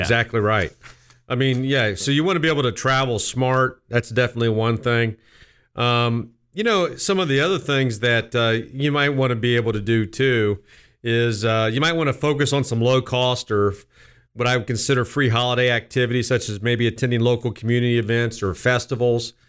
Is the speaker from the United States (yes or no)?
yes; West Jefferson, Ohio, United States; now in Columbus, United States; I grew up in West Jefferson